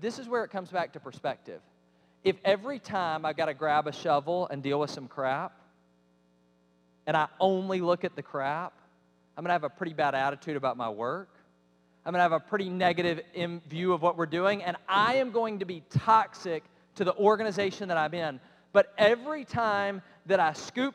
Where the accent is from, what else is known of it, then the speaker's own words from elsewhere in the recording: Cobb County, Georgia, United States; I grew up in Cobb County, Georgia.